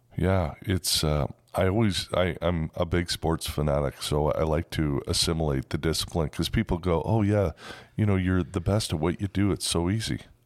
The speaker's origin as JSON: {"language": "English", "town": "Toronto", "region": "Ontario", "country": "Canada", "tie": "born or raised there", "also_born_or_lived": "West Coast", "moved": "yes", "said": "born in Toronto, and Toronto is kind of the New York of Canada. And now I've been on the West Coast for 35 years."}